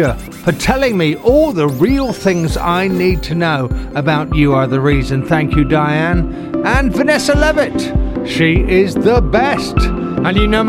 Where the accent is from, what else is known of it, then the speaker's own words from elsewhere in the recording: England, United Kingdom; I'm an Englishman